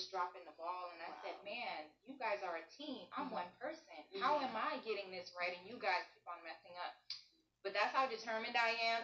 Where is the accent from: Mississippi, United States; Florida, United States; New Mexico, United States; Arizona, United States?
Florida, United States; Miami; I was born here in Miami, Florida. My family background is Trinidadian